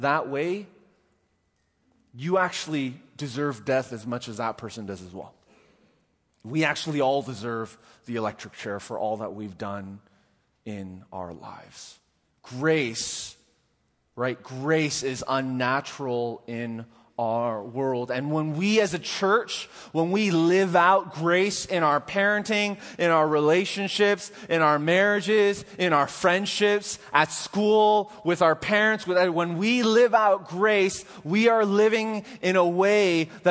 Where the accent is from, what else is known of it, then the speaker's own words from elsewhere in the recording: Canada; I'm Canadian